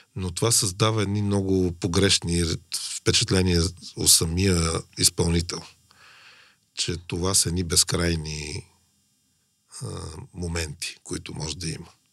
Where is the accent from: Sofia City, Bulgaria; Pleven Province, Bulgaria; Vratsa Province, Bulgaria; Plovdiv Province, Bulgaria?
Sofia City, Bulgaria; Sofia; аз съм израснал по улицата на София